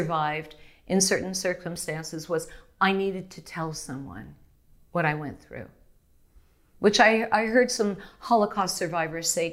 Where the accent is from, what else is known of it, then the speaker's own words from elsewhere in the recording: Canada; moved away; I'm Canadian